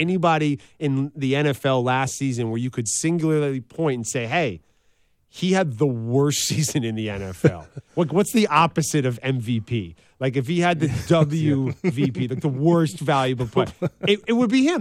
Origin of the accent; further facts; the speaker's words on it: New York City, New York, United States; now in Los Angeles, United States; I was mm. born and raised in New York City